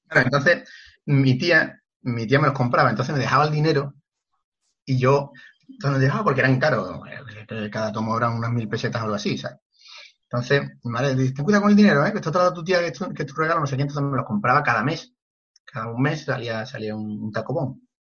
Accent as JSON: {"language": "Spanish", "town": "La Palma del Condado", "region": "Andalusia", "country": "Spain", "tie": "born or raised there", "said": "en mi pueblo, que es La Palma del Condado"}